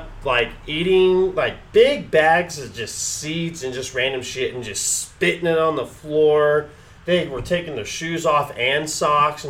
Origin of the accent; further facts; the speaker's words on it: United States; I'm an American.